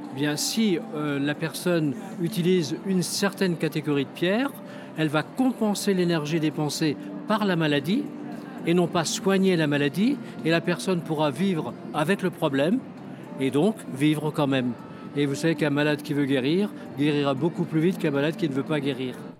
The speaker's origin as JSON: {"language": "French", "country": "France", "said": "je viens de France."}